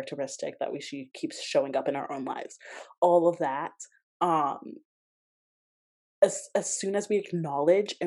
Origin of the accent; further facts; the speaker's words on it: Georgia, United States; I grew up in Georgia and they used to take us to plantations for field trips.